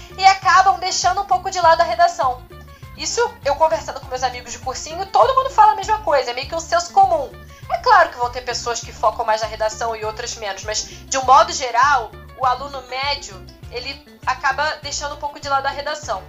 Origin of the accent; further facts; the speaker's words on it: Rio de Janeiro, Brazil; eu sou do Rio de Janeiro mesmo, eu nasci no Rio de Janeiro, cresci no Rio